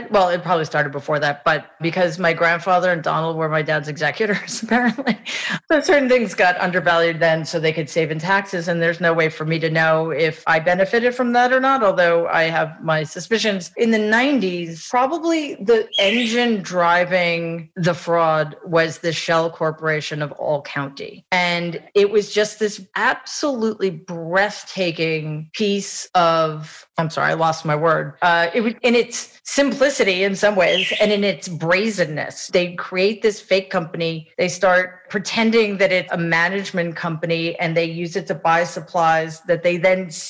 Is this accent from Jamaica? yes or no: yes; Jamaica; I, am so happy and grateful that I grew up in Jamaica because it's what grounded me.